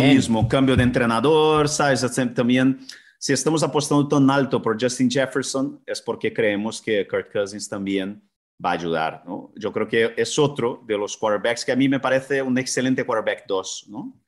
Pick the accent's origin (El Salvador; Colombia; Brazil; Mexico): Brazil; now in Spain; la cultura de donde vengo yo, que es, que es del fútbol brasileño